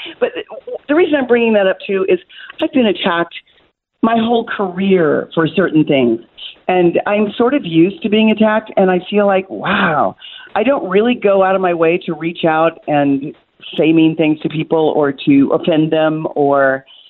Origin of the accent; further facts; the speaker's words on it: Kansas, United States; But I keep a place also in my home state where I was born and raised in Kansas.